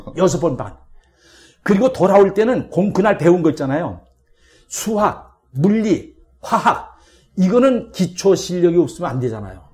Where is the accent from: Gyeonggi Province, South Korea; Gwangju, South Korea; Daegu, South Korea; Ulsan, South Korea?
Gyeonggi Province, South Korea; Gwangju; 80여 년 전 곤지암에서 태어났을 때 참 일제가 발악을 하던 이런 시대에 이렇게 한 가정에 가난한 농부 가정에 7남매 중 장남으로 태어났습니다